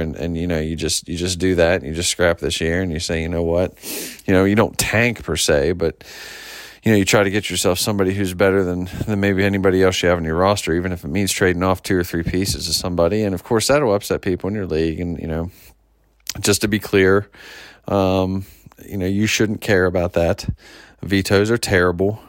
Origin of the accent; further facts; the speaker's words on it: near Pittsburgh, Pennsylvania, United States; now in Washington, D.C., United States; growing up near Pittsburgh